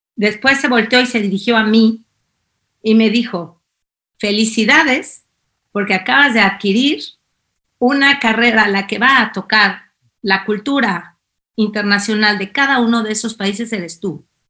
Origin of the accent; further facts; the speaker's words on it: Mexico City, Mexico; moved away as an adult; also born or lived in Algiers, Algeria; now in Spain; yo soy la mexicana chilanga aquí